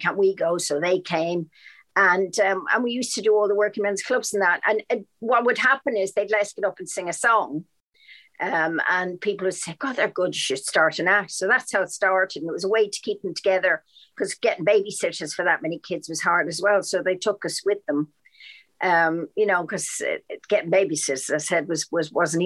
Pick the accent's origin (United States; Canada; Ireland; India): Ireland; Dublin, Leinster; also born or lived in London, United Kingdom; now in United Kingdom; especially Dublin, my hometown